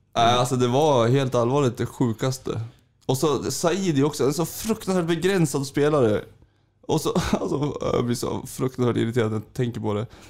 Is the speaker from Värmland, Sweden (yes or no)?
no; Sundsvall, Västernorrland County, Sweden; när jag flyttade hit som femåring